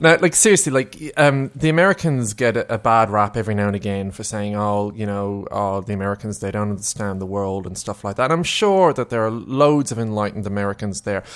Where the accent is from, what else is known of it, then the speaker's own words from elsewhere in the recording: Melbourne, Victoria, Australia; we're from Melbourne